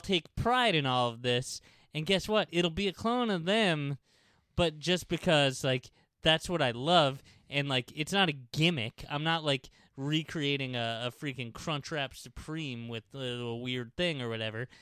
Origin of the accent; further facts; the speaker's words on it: New York City, New York, United States; here to my hometown